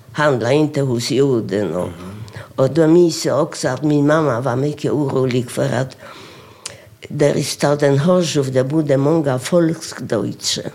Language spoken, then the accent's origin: Swedish; Sosnowiec, Silesian Voivodeship, Poland; Swedish is a second language; also born or lived in Oświęcim; now in Sweden; jag föddes i Oświęcim. Mm. Och 1932 flyttade vi till Sosnowiec.